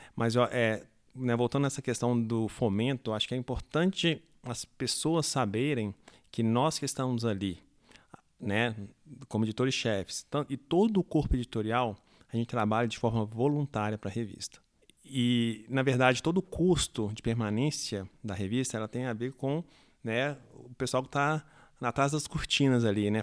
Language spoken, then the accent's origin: Portuguese; Brazil; nós, né, é, brasileiros que não falamos a língua inglesa